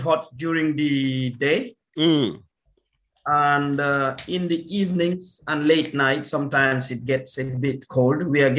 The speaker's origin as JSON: {"language": "English", "town": "Kanifing", "country": "Gambia", "also_born_or_lived": "England", "said": "I'm from Kanifing in the Gambia."}